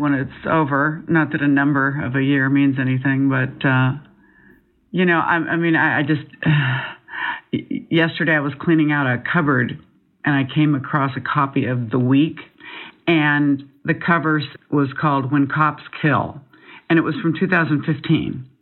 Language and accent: English; Seattle, Washington, United States; now in Los Angeles, United States; I grew up in Seattle, Washington